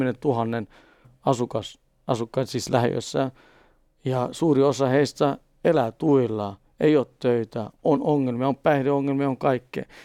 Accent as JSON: {"language": "Finnish", "town": "Stockholm", "region": "Stockholm County", "country": "Sweden", "tie": "born or raised there", "first_language": "Swedish", "second_language": "Finnish", "said": "Juvruussa, mistä mäkin olen syntynyt ja kasvanut Etelä-Tukholmassa."}